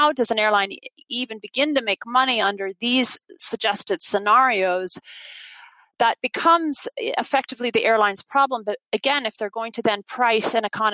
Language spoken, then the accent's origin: English; Ireland; now in United States; my home country